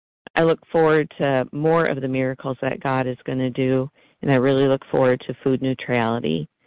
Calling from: Michigan, United States; I'm a compulsive eater from Michigan, and this is my first time sharing.

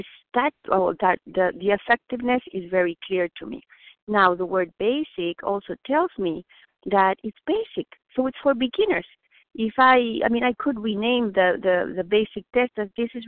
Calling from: Boston, Massachusetts, United States; English is a second language; I'm calling from Boston

